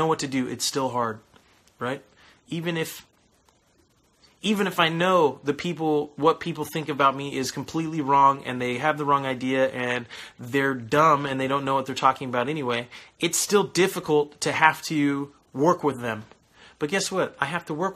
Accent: California, United States; moved away; I am from California originally

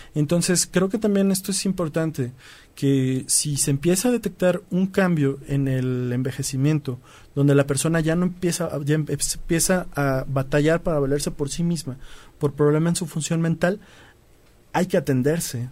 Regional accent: Mexico; los mexicanos somos sensibles

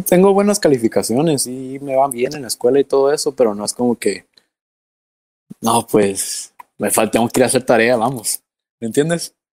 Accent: Mexico; yo soy mexicano

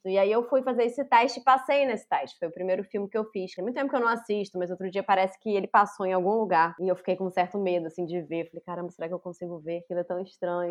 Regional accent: Rio de Janeiro, Brazil; Nasci em Laranjeiras, na cidade do Rio de Janeiro, em 1983

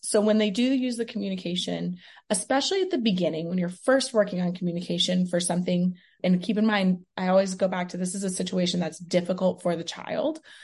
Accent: Houston, Texas, United States; moved away as an adult; now in Las Vegas, United States; I'm originally from Houston, Texas

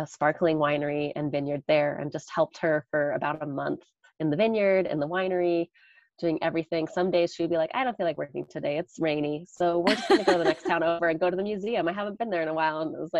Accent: Caldwell, Idaho, United States; In Caldwell. Yeah, just over the river from you. Well, more in town.

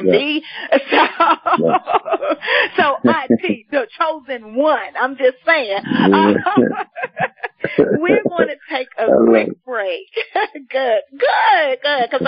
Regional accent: Washington, District of Columbia, United States; I'm from Ward 7, proud to be from Deanwood area and 58th East Capitol, you know, like, that's just my hood

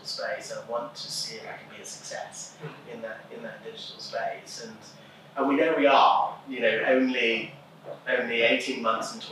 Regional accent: England, United Kingdom; moved away; as an Englishman

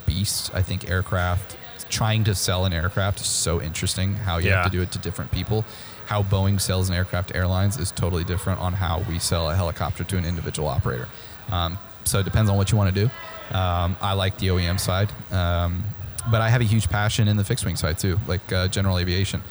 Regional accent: Midwest, United States; now in Texas, United States; moving here was something new for me because I'm from the Midwest

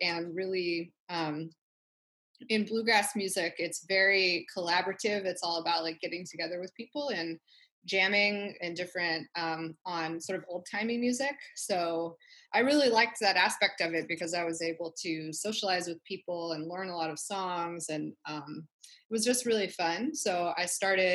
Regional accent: Wichita, Kansas, United States; moved away as an adult; now in Long Beach, United States; right now I live in Long Beach, but I grew up in Kansas. So I'm from Wichita, Kansas

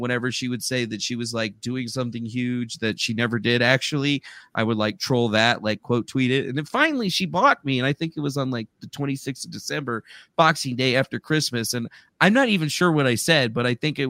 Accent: Arizona, United States; now in Carson City, United States; I'm from Arizona, but I live in Nevada now, up in Carson City, like northern Nevada.

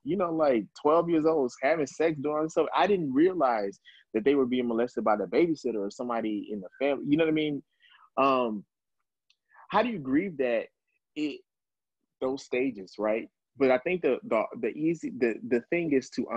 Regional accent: Dallas, Texas, United States; now in New York, United States; originally from Texas, from Dallas, Texas, and I was here in New York

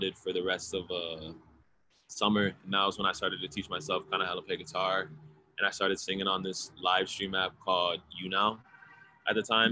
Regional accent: Charles City, Iowa, United States; moved away as an adult; now in Los Angeles, United States; I'm originally from Charles City, Iowa. I was born out here in LA, but I grew up since like kindergarten up till my senior year of high school.

